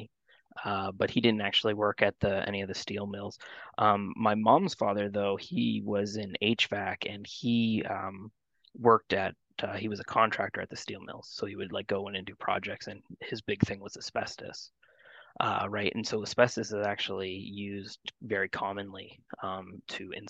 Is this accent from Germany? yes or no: no; Hamilton, Ontario, Canada; I'm from Hamilton, born and raised in Hamilton. I grew up in Stony Creek Mountain